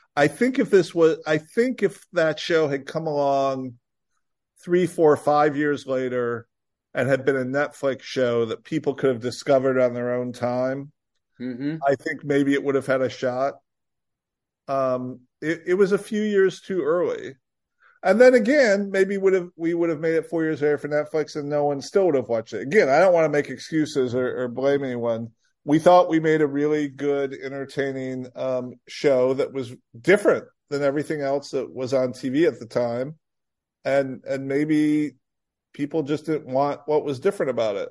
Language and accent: English; Rockford, Illinois, United States; moved away as an adult; also born or lived in Vermont; I grew up in Rockford, Illinois